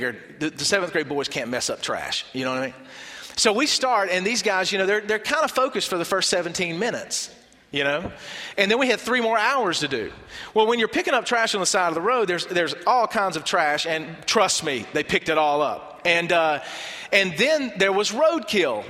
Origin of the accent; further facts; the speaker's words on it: Barnwell, South Carolina, United States; I'm from Barnwell